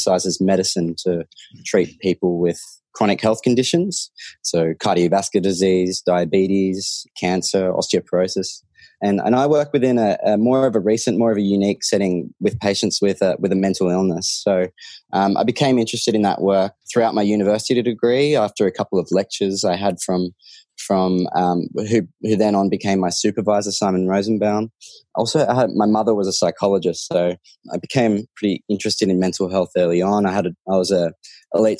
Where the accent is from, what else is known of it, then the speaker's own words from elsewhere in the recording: Sydney, New South Wales, Australia; I grew up in Sydney